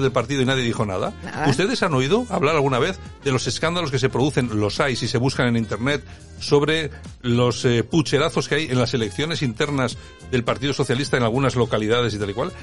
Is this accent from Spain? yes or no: yes; Spain; nosotros como españoles